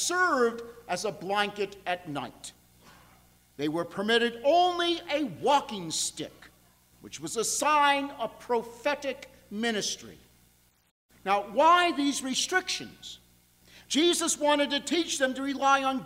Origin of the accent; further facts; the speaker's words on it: New York, United States; now in Buffalo, United States; I'm from New York.